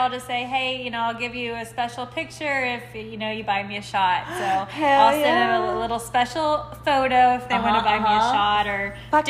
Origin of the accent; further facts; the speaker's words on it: Arlington, Texas, United States; I'm from Arlington.